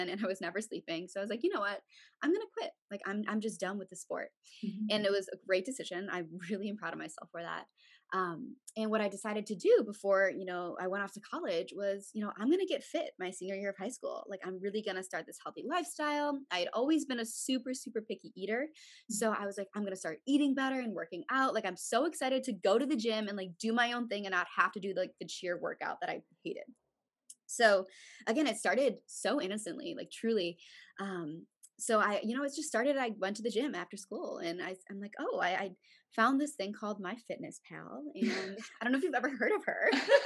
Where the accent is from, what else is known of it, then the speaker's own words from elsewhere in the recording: Chicago, Illinois, United States; I'm from Chicago, Illinois